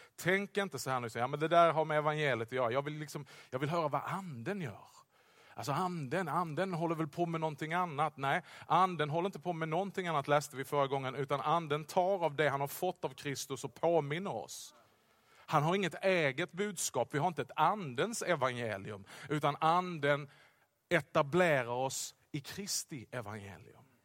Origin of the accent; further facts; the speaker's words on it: Skåne, Sweden; accent: Scanian; jag talar skånska hela tiden, men extra skånska